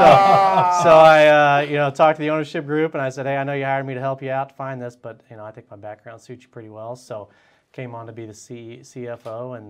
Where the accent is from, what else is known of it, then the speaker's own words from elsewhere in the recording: Kansas City, Missouri, United States; I'm from Kansas City also, born and raised, grew up not too far from here in Northeast Kansas City.